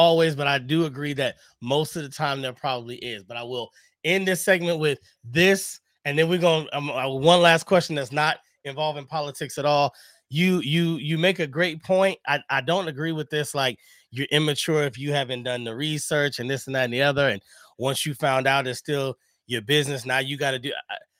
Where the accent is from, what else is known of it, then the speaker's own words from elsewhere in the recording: Bed-Stuy, New York, United States; I come from Bed-Stuy.